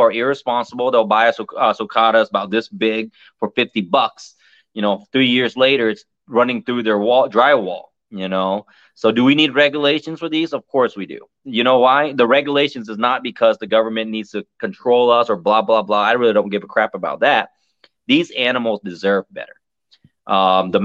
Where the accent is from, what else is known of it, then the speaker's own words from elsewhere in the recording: United States; As an American